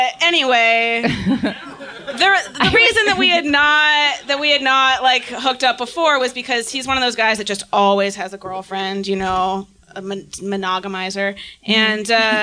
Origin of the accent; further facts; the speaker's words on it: Arcata, California, United States; moved away; I'm from Humboldt County. Big ups. I'm from Arcata, and Arcata's fucking awesome. Deal with it. It's a great town. It's a great place to grow up.